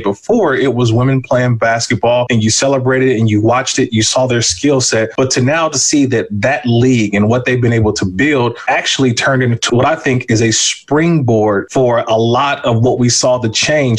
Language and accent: English; Bay Area, Northern California, United States; we're from Northern California. We're, you know, the Bay Area A's Giants fans